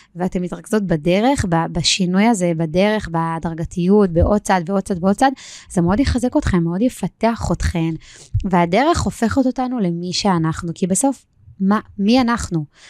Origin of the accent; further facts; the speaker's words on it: Israel; אני בגיל שלי קיבלתי את ארץ ישראל במתנה, נולדתי כאן